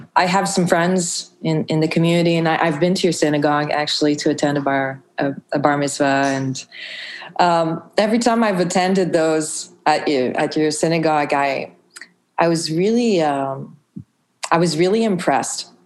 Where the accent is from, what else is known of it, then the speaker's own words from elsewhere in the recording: Montreal, Quebec, Canada; I grew up in Montreal